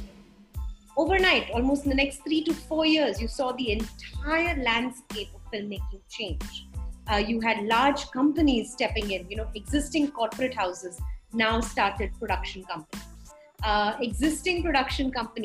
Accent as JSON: {"language": "English", "town": "Mumbai", "region": "Maharashtra", "country": "India", "said": "I'm from Bombay"}